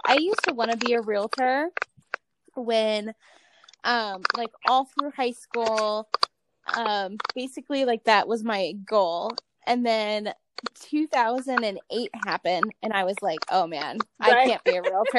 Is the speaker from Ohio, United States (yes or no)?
yes; Cleveland, Ohio, United States; moved away; Yeah, I'm originally from Cleveland. So though I live out here and I love the desert